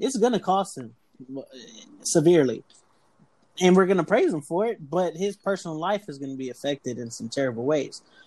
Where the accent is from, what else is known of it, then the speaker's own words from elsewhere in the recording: Texas, United States; we're all from Texas